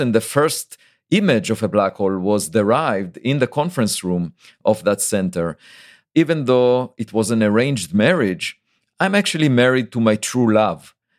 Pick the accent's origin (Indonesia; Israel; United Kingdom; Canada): Israel; moved away as an adult; now in United States; I was born in Israel, and there is obligatory military service